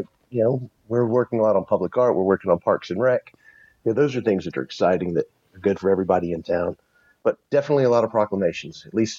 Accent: Columbia, South Carolina, United States; now in Cramerton, United States; I've lived here about 15 years. I was a transplant from Columbia, South Carolina.

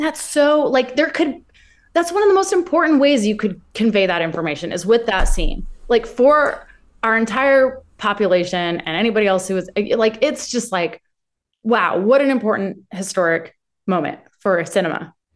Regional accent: Ventura, California, United States; where I grew up in Ventura

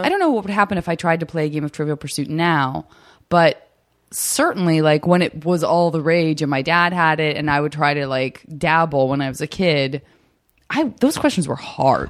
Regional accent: Tucson, Arizona, United States; moved away; all my summers growing up in Tucson

